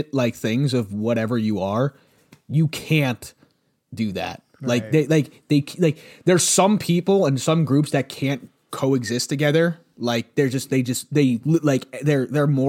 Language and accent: English; United States; I'm an American